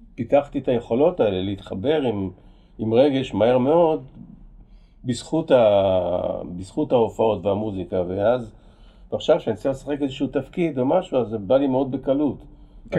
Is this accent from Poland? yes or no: yes; Kraków, Lesser Poland, Poland; now in Israel; נולדתי בפולין